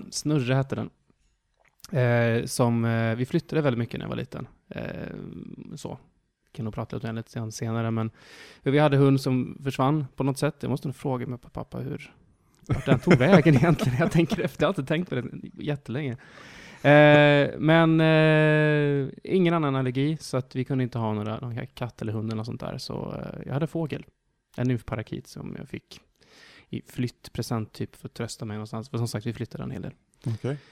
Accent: Norra Hästra, Jönköping County, Sweden; born there; Jag eh, är född i Småland faktiskt.

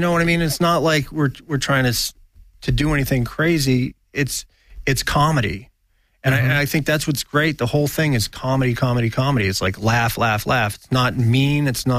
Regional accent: New England, United States; moved away; I grew up in New England

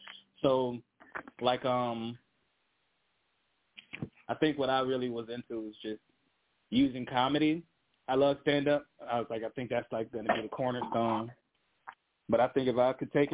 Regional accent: Detroit, Michigan, United States; now in Grand Rapids, United States; I grew up in Detroit

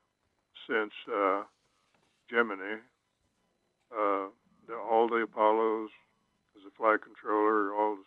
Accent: Oklahoma, United States; growing up in Oklahoma

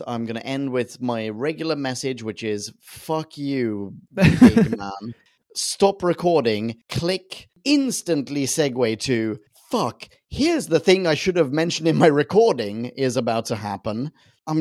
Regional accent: Sweden; I'm from Sweden

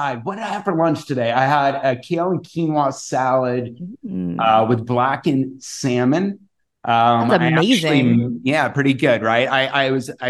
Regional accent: the Valley, Arizona, United States; also born or lived in Europe; I'm born and raised in the Valley. I'm a little bit of a desert rat here, still live in the Valley

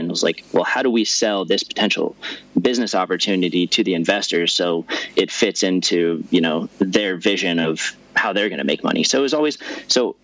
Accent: Denver, Colorado, United States; where I grew up in Denver

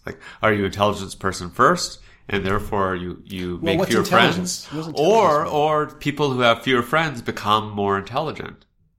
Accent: Toronto, Ontario, Canada; No, Ottawa. I'm from Toronto.

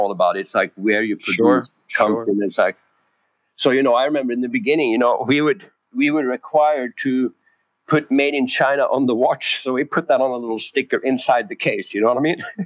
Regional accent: Norway; moved away as an adult; also born or lived in San Francisco, California / Koh Samui, Thailand; I was born and raised in Norway

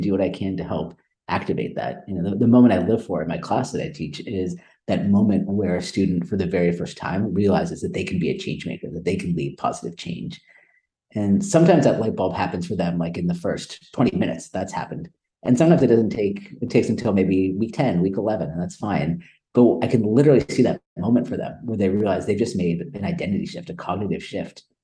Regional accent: Silicon Valley Bay Area, California, United States; also born or lived in India; I grew up in Silicon Valley Bay Area.

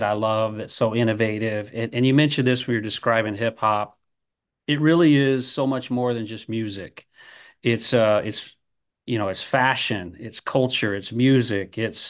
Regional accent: Iowa, United States; I grew up in Iowa, the Midwest

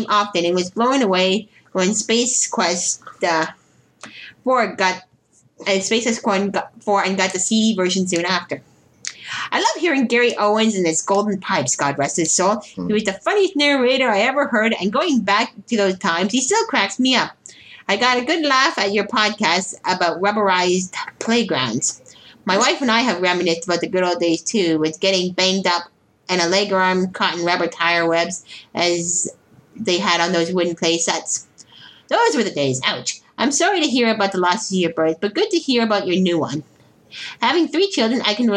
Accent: Ottawa, Ontario, Canada; moved away as an adult; now in Toronto, Canada; I just had a bad time growing up in Ottawa. And immediately hijacked my way back to Toronto as soon as I could

